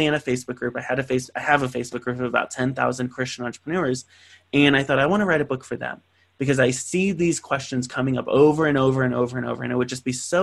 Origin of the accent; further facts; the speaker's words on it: San Bernardino, California, United States; from San Bernardino, California, this poverty-stricken city that didn't believe he was going to do anything other than work at a McDonald's